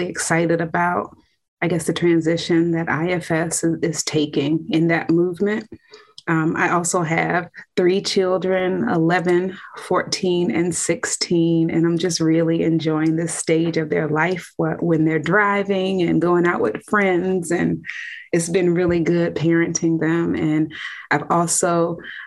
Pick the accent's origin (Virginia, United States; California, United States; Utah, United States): Virginia, United States; Fredericksburg; I'm from Fredericksburg, Virginia.